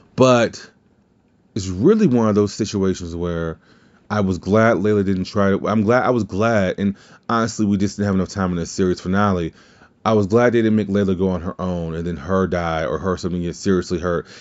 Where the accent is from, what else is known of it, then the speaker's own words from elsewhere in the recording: the South, United States; I'm from the South